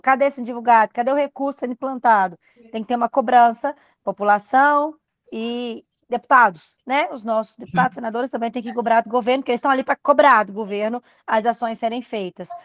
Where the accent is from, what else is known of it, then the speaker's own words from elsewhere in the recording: Goiânia, Goiás, Brazil; eu sou de Goiânia